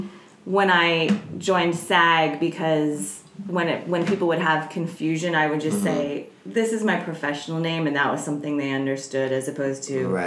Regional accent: Chatham, New Jersey, United States; also born or lived in Summit, New Jersey; I grew up in a town called Chatham, and I was born in a town called Summit, which is right next door

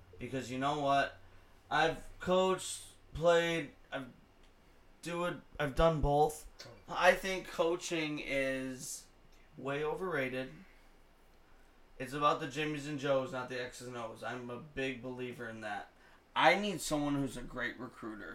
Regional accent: Detroit, Michigan, United States; My local radio station, we're from Detroit

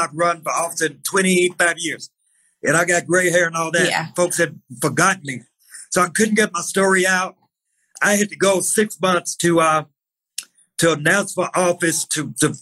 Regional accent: Mississippi, United States; I'm from Mississippi

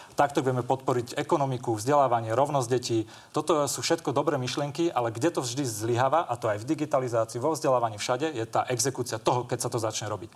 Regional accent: Kysuce, Žilina Region, Slovakia; ja sám pochádzam z Kisu, z dediny

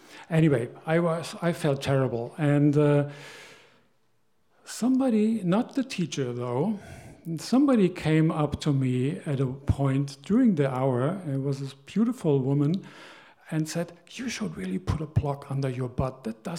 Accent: Germany; I grew up in Germany, and she grew up here.

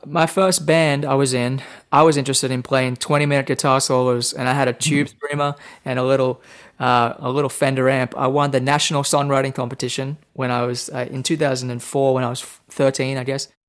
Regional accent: Temagog, New South Wales, Australia; now in Nashville, United States; I grew up in Australia, the state of New South Wales, in a small town right between Sydney and Brisbane on the east coast. So the town is called Temagog

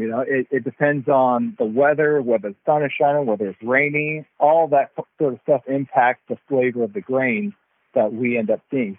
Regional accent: Texas, United States; moved away as an adult; now in Eastern Oregon, United States; I'm actually from Texas. So uh, I'm a, a Texan, a little bit far away from home

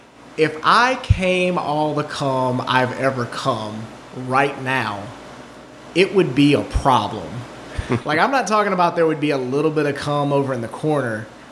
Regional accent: the South, United States; I grew up in the South and these are the shitty people that I knew in the South.

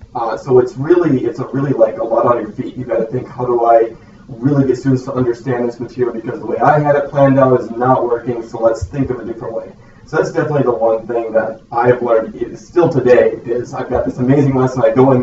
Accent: Lisbon, North Dakota, United States; also born or lived in Bismarck, North Dakota; I went to high school in Lisbon, North Dakota, graduated there in 2013, and wanted to move as far away as possible from home, and that was Bismarck, North Dakota

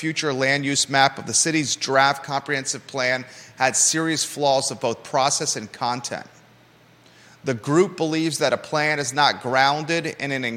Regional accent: United States; also born or lived in Naples, Florida / Williamsburg, Virginia; now in Charlottesville, United States; growing up in Naples, Florida, and then Williamsburg, Virginia

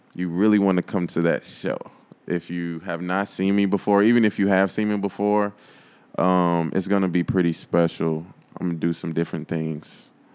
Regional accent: Chicago suburbs, Illinois, United States; I was born in Chicago, but, like, my parents, like, moved us to the burbs

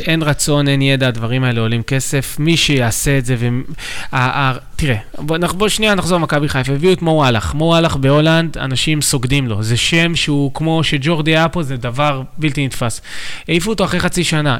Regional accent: Tel Aviv, Tel Aviv District, Israel; גדלתי בתל אביב, ברמת החייל, בשכונה די טובה

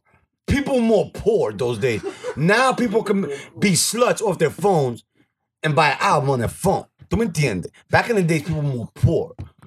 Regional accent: New York City, New York, United States; I'm from the Bronx

